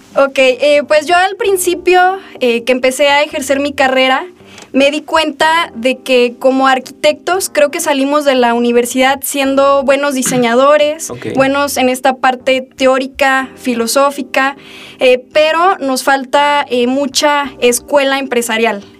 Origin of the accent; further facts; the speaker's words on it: Aguascalientes, Mexico; also born or lived in Guadalajara, Jalisco / Encarnación de Díaz, Jalisco; desde que tengo tres años vivo aquí en Aguascalientes. Sin embargo, mis orígenes, mi familia, mi sangre, pues es de Encarnación de Díaz, de los Altos de Jalisco. Eh, nací en Guadalajara